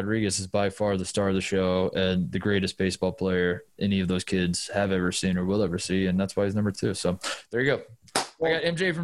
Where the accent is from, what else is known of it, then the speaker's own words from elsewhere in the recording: Indiana, United States; I'm from Indiana